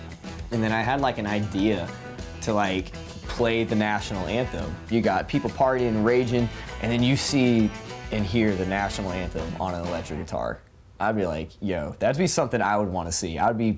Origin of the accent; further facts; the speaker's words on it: Jacksonville, Florida, United States; I'm 26 years old and I'm from Jacksonville, Florida.